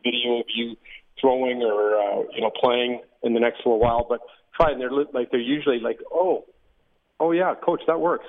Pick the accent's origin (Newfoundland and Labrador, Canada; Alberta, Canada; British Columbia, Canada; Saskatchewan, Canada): Saskatchewan, Canada; Regina; as a little little guy growing up in Taylor Field